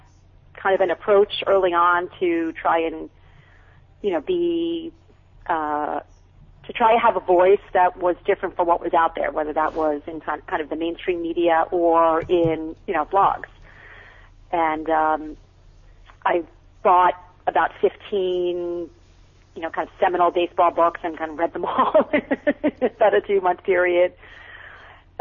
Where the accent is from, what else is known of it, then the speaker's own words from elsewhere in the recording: Long Island, New York, United States; now in California, United States; I grew up on Long Island, on the South Shore of Long Island.